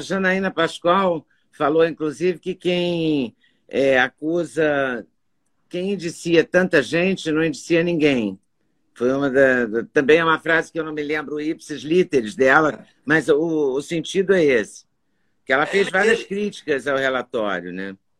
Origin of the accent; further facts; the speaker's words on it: Minas Gerais, Brazil; eu sou mineira